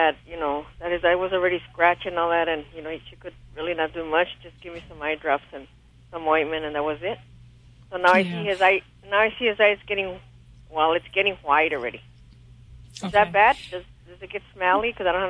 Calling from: Montebello, California, United States; California, Montebello, California.

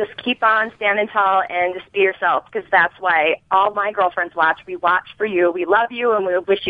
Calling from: Minnesota, United States; I'm calling from Minnesota

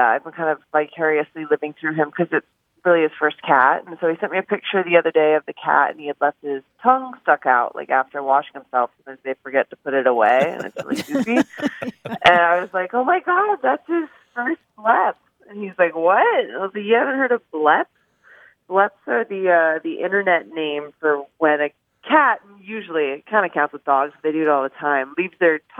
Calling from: San Diego, California, United States; Hi, this is Emily. I'm calling from San Diego.

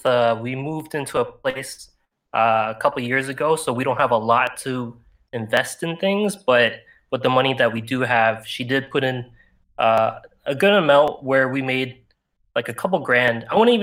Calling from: Toronto, Ontario, Canada; Figured I'd just try to do it because I'm in from Toronto, so I don't think our hours are the same.

